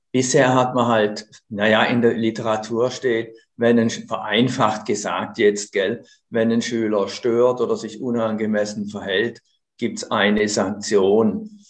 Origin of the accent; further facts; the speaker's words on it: Konstanz, Baden-Württemberg, Germany; now in Switzerland; ich komme aus Konstanz am Bodensee.